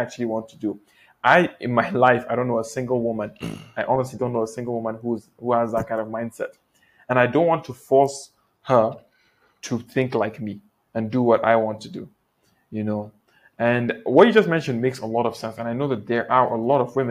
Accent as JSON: {"language": "English", "country": "Nigeria", "also_born_or_lived": "Malaysia", "said": "here in Nigeria, the fact that we're both Nigerian"}